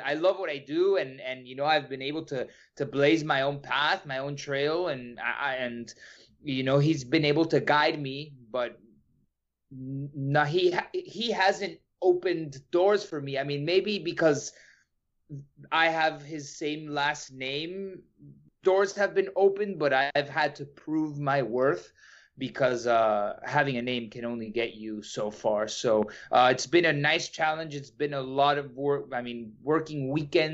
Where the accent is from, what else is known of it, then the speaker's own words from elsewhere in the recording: United States; I was born here in the United States and I grew up around soccer